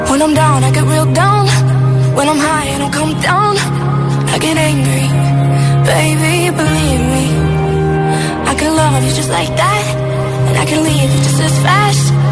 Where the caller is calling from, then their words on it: Zaragoza, Aragon, Spain; Hola, GTFM, aquí … desde Zaragoza con un calor que te mueres